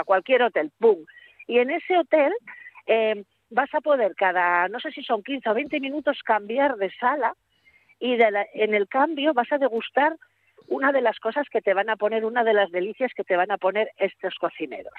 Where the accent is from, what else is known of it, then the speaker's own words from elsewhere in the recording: Gijón, Asturias, Spain; Yo que soy de Puerto de Mar